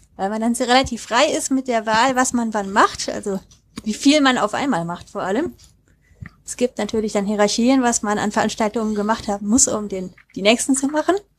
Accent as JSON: {"language": "German", "town": "Neuss", "region": "North Rhine-Westphalia", "country": "Germany", "said": "ich bin, wie der Uli, eben auch Rheinländerin ursprünglich. Ich komme aus Neuss"}